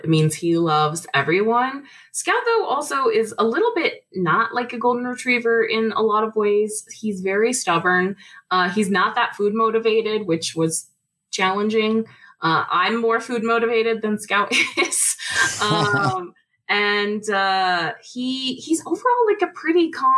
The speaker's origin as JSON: {"language": "English", "town": "Boise", "region": "Idaho", "country": "United States", "tie": "born or raised there", "also_born_or_lived": "Atlanta, United States", "moved": "yes", "lives_now": "Salt Lake City, United States", "said": "I grew up in Boise, which is not that far away"}